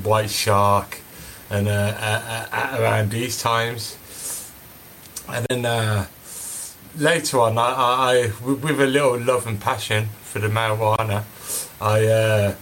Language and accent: English; Birmingham, West Midlands, United Kingdom; I was obviously born and raised in Birmingham